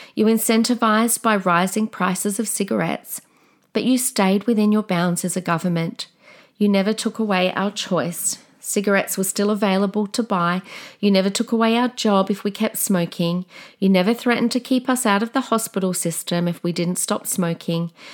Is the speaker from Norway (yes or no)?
no; Australia; We are the Aussie battlers.